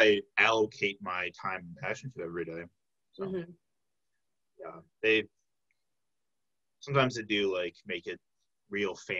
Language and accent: English; Tinley Park, Illinois, United States; I'm from the south suburbs of Chicago. I'm from the Tinley Park area.